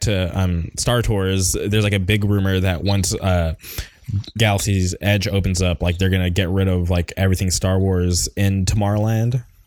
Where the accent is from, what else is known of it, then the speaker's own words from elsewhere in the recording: Palm Springs, California, United States; moved away as an adult; also born or lived in Orange County; when I grew up in Palm Springs